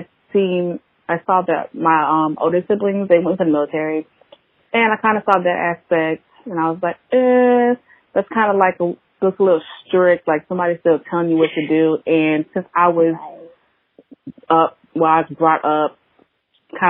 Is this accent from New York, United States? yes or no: no; Beaufort, South Carolina, United States; I am from Beaufort, South Carolina, small town. Everybody knows everybody.